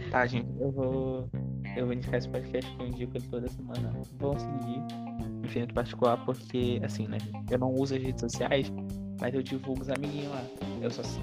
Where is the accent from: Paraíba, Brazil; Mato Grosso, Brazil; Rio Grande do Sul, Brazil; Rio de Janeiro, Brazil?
Rio de Janeiro, Brazil; Porque eu sou carioca.